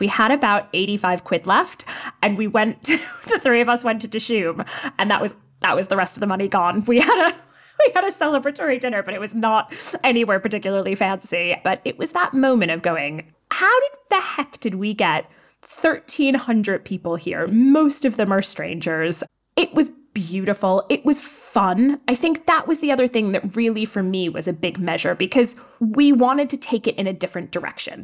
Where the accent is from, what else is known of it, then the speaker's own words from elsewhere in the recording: New York, United States; now in London, United Kingdom; I'm from New York